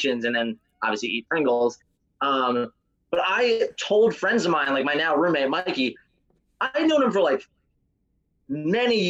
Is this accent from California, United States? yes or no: no; Florida, United States; I grew up in Florida, and that was the only acting in Florida, really, was commercials.